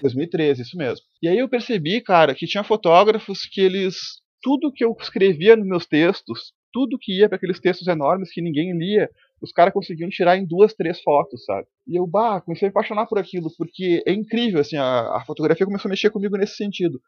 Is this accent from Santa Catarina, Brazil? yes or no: no; Porto Alegre, Rio Grande do Sul, Brazil; Eu sou natural aqui de Porto Alegre